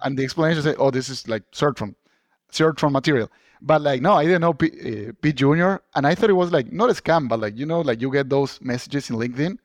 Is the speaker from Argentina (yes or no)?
yes; Argentina; moved away as an adult; now in Boston, United States; I'm originally from Argentina